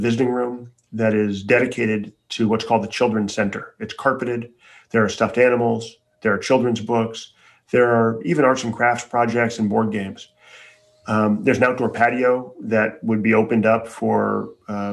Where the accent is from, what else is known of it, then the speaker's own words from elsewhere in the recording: Chicago, Illinois, United States; I grew up in Chicago for the most part.